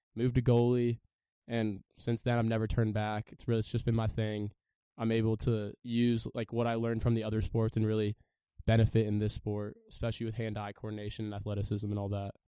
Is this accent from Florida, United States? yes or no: no; San Diego, California, United States; I'm from San Diego, California